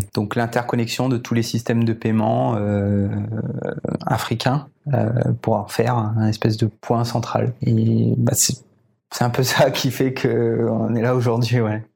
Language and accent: French; Réunion; j'ai été élevé ici à La Réunion et j'ai tout fait jusqu'à ce que j'ai 20 ans